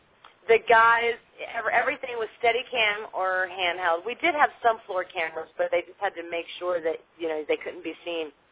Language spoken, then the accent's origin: English; Maryland, United States; where I was born and raised